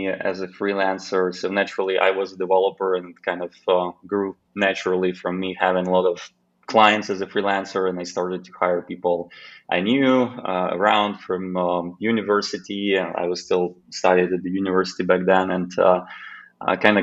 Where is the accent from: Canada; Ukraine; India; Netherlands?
Ukraine; Khmelnytskyi, Khmelnytskyi Oblast; moved away as an adult; now in Slovakia; one single office in my hometown in Ukraine, which is called Khmelnytskyi